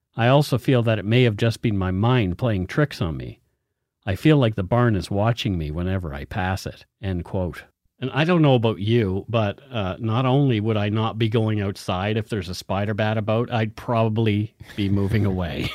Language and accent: English; Halifax, Nova Scotia, Canada; moved away; my hometown, Halifax, Nova Scotia, well, I guess my birthplace